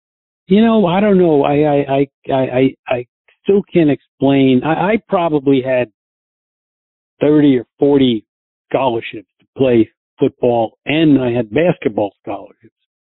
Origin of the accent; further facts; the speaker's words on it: New Jersey, United States; also born or lived in New York City; I was born in New York City and I moved to right across the George Washington Bridge to New Jersey, which is where I went to all my my high school, grammar school, high school